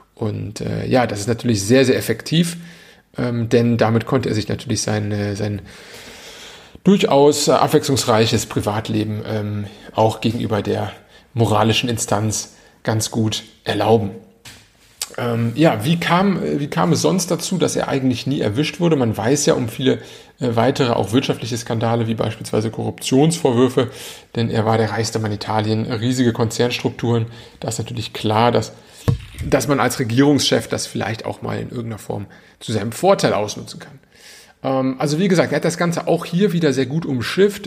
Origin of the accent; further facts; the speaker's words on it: Germany; Bei uns in Deutschland